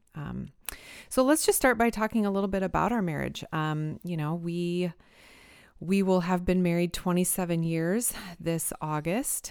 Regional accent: Fremont, Nebraska, United States; moved away as an adult; also born or lived in Illinois / Michigan; my hometown here in Fremont, Nebraska

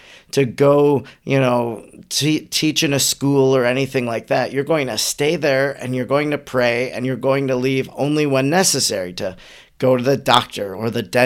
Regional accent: Wisconsin, United States; I'm from Wisconsin

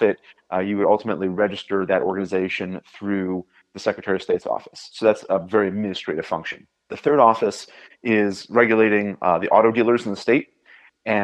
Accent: Indiana, United States; as a Hoosier

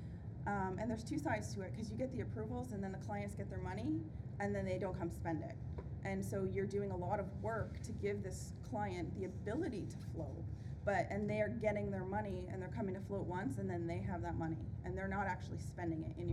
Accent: Ontario, Canada; I'm from Ontario, Canada

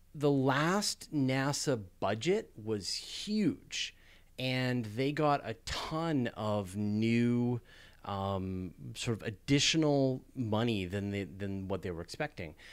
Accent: Canada; I'm a Canadian

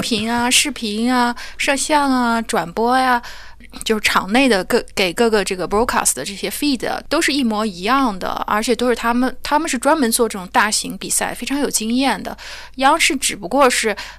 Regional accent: China; also born or lived in Europe; now in United Kingdom; 因为我是中国人

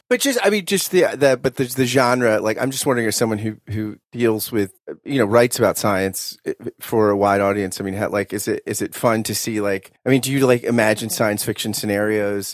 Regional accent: New Jersey, United States; I grew up in South Jersey

